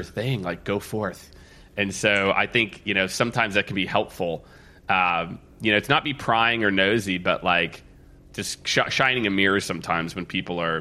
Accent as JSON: {"language": "English", "region": "Midwest", "country": "United States", "tie": "born or raised there", "also_born_or_lived": "New York City", "moved": "as an adult", "lives_now": "Austin, United States", "said": "I grew up in the Midwest"}